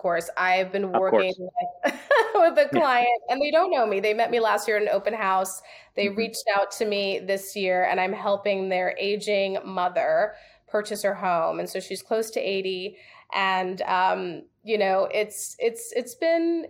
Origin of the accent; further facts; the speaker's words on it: New York, United States; moved away; also born or lived in the South; I'm from New York, so honesty is like in my blood.